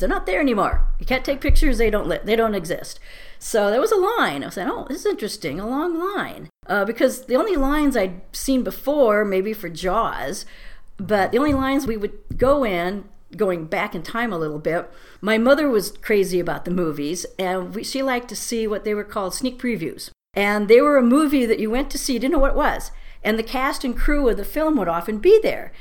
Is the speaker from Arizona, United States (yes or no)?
no; Torrance, California, United States; also born or lived in Fullerton, California; I was born in Fullerton, but mostly grew up in the Torrance Palos Verdes area